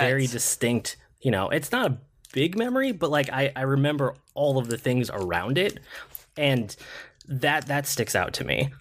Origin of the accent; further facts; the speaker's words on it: Minnesota, United States; I'm from Minnesota, Target's a Minnesota company